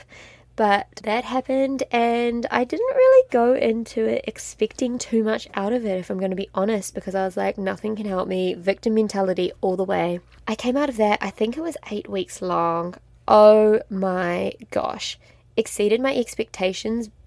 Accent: New Zealand; moved away as an adult; also born or lived in France; I grew up in an extremely small town in New Zealand. I'm a Kiwi.

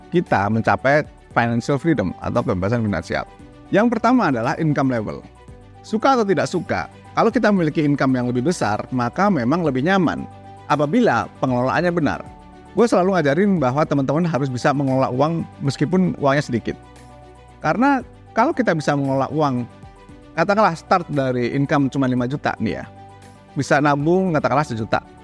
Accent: Indonesia; Pendidikan kita di Indonesia

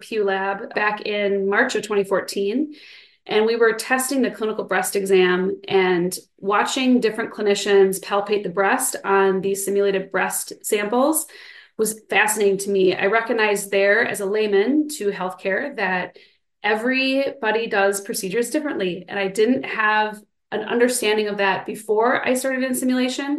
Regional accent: Midwest, United States; also born or lived in Minnesota; now in Madison, United States; Originally, I'm from the Midwest, so I've been in the Midwest my whole life

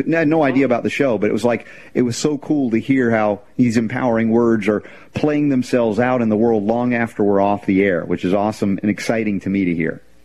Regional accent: United States; growing up in America

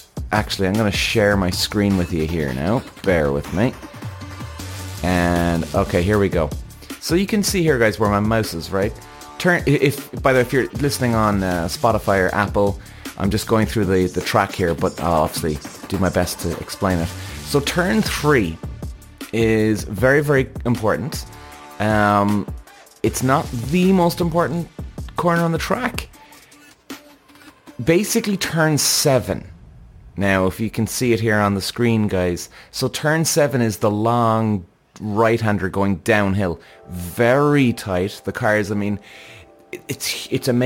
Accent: Ireland; also born or lived in Zandvoort, Netherlands; Now, I'm an Irish guy, Irish driver

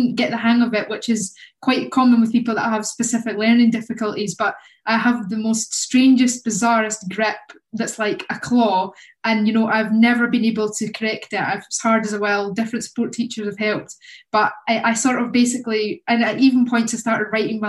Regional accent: Kirkcaldy, Scotland, United Kingdom; moved away as an adult; now in Manchester, United Kingdom; I'm a filmmaker from Kirkcaldy

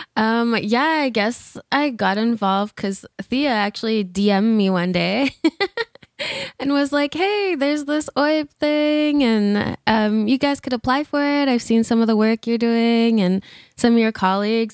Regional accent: Alberta, Canada; also born or lived in Fishing Lake Métis Settlement / Algonquin Territory (Ottawa area); now in Ontario, Canada; I'm originally from Alberta.

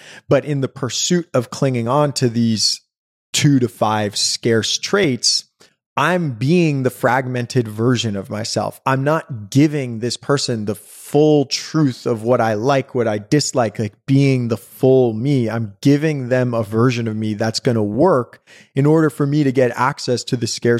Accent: Brooklyn, New York, United States; We grew up on the garden apartment of a brownstone in Fort Greene, which means like the first floor.

